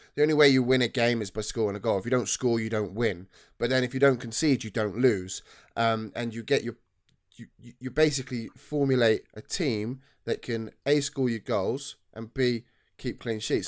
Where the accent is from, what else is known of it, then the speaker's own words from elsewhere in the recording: Cheltenham, South West England, United Kingdom; I was born in Cheltenham